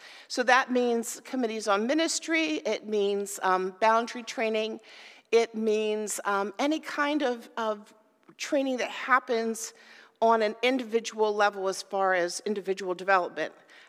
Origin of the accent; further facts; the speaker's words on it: Abbottstown, Pennsylvania, United States; I grew up in Abbottstown, Pennsylvania.